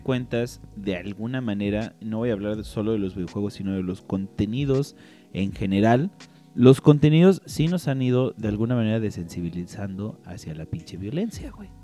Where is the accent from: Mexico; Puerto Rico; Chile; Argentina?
Mexico; yo así como mexicano